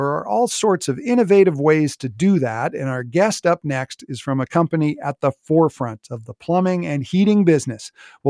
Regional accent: Lower Mainland, British Columbia, Canada; growing up in the Lower Mainland, a house with air conditioning was really, really rare.

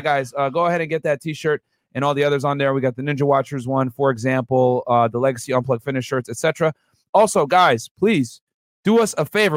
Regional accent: Houston, Texas, United States; I'm from Houston

